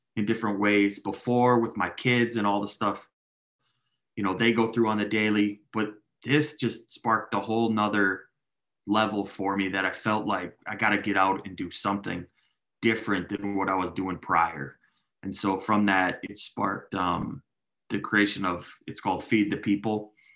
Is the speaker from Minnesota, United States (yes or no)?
yes; Minneapolis, Minnesota, United States; I grew up in South Minneapolis. That's my heart.